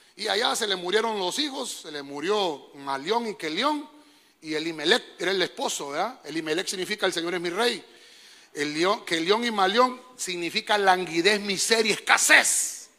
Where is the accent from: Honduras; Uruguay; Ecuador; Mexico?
Honduras; Dios nos dio el privilegio de nacer en esta bendita tierra